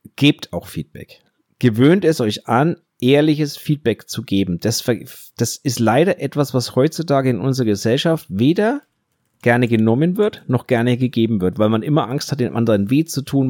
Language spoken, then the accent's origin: German; Germany; wir machen uns da als Deutsche